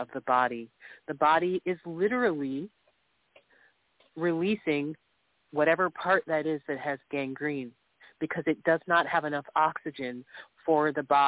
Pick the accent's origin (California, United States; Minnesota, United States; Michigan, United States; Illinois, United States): Michigan, United States; I'm from Michigan